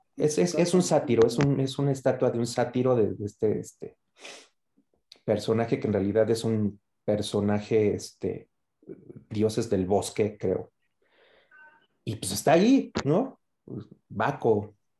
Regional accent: Mexico; esta parte de nuestro folclore como, mexicano

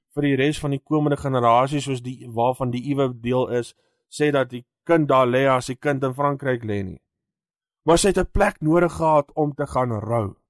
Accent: South Africa; also born or lived in Johannesburg / Lichtenburg; ek is die eerste Suid-Afrikaner

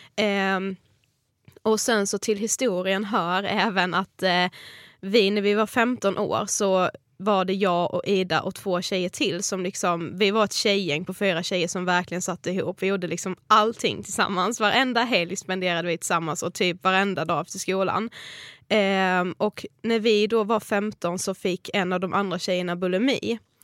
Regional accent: Karlshamn, Blekinge, Sweden; moved away as an adult; now in Stockholm, Sweden; vi kommer ju från Karlshamn, Blekinge

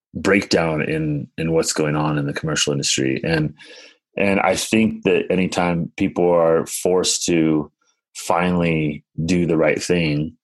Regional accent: Pacific Grove, California, United States; also born or lived in Santa Cruz / Carmel / Chicago / San Francisco; I was actually grew up in this little town called Pacific Grove.

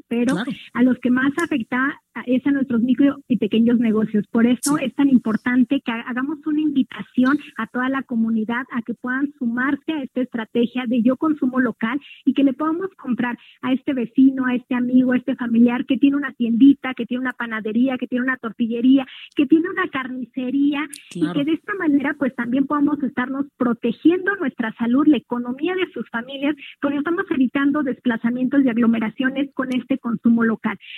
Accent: from the State of Mexico, Mexico; como pueblo mexicano, como pueblo mexiquense

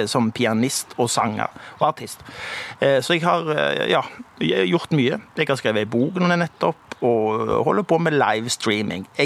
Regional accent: Stavanger, Rogaland, Norway; Jeg er fra Pedersgata, født i 1964.

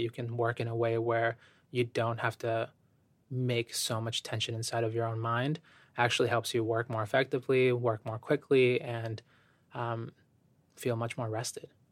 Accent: Ecuador; moved away; I have an immigrant background. I was born in Ecuador.

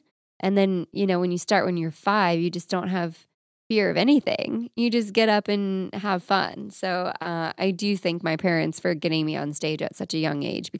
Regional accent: Florida, United States; Also, that's probably illegal, but I'm from Florida.

